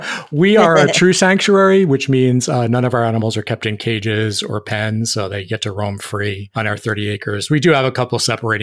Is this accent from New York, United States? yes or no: yes; New York City, New York, United States; moved away; also born or lived in Fort Myers; We were living in the city of Fort Myers. I'm actually from New York City, so talk about a big switch.